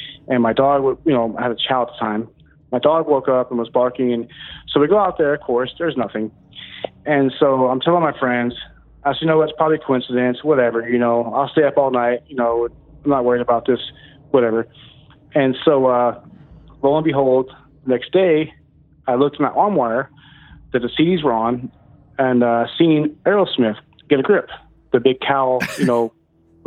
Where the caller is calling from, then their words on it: Texas, United States; Calling from Texas.